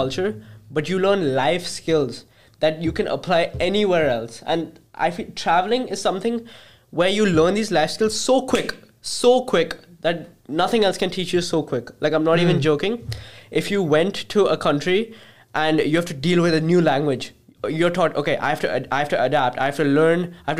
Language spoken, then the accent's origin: English; Uganda; born there; I was born in Uganda, Africa, and I lived there for quite some time.